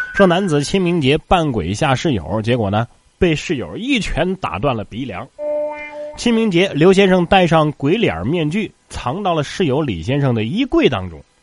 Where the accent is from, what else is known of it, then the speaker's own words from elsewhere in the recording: Northeast China, China; 可见咱们大东北的暖炕是多么的重要啊